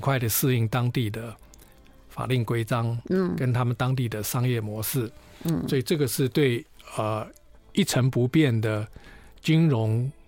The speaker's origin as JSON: {"language": "Chinese", "country": "China", "said": "呃，我们中国人讲雨过天晴。"}